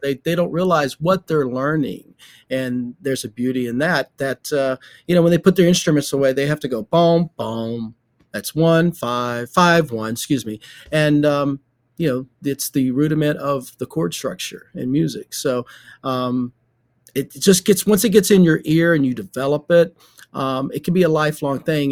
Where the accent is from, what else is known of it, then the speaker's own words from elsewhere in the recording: Shady Grove, Alabama, United States; when I was a little kid growing up in Shady Grove, Alabama, which is outside of Birmingham